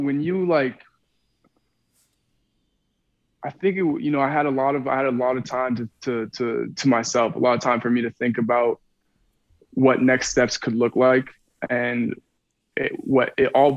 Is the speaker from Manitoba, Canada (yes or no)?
yes; Winnipeg, Manitoba, Canada; I'm from Winnipeg, Manitoba.